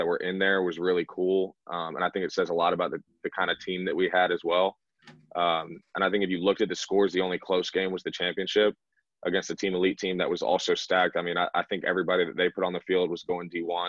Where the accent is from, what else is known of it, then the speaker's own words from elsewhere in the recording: Woodstock, Georgia, United States; also born or lived in Buckhead, Atlanta, Georgia; I grew up in high school and elementary school in Woodstock